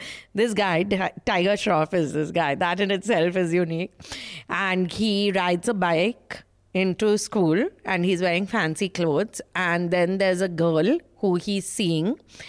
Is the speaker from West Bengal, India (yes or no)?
yes; Kolkata, West Bengal, India; In Calcutta, we are very simple.